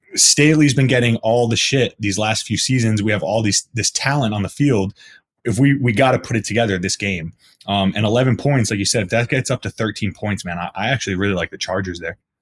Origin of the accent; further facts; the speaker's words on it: New Jersey, United States; I'm from Jersey